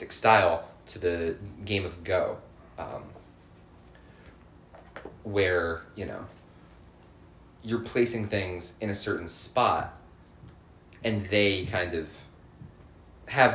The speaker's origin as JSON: {"language": "English", "country": "United States", "said": "I'm American"}